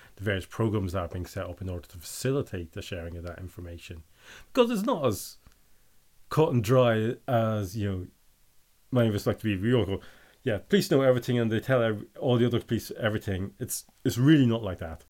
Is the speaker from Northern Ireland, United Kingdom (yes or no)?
yes; Northern Ireland, United Kingdom; I'm from Northern Ireland